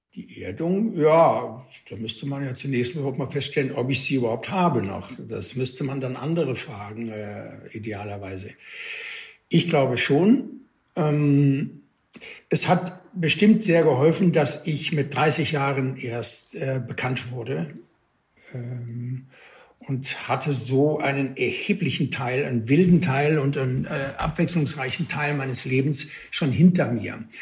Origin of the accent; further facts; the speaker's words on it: Cologne, North Rhine-Westphalia, Germany; habe mich guten Gewissens als Kölner Junge